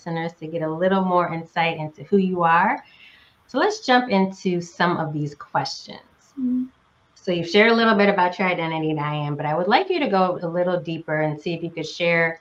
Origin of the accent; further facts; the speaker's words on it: Northeast United States, United States; moved away; also born or lived in Southern United States; I am a current Southerner, but was born and raised in the Northeast United States